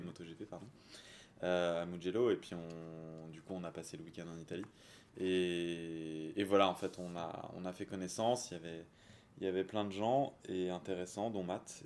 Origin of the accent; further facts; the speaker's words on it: south of France, France; also born or lived in Champagne; now in Paris, France; je suis originaire du sud de la France, un petit peu de Champagne aussi avant. Euh, j'habite Paris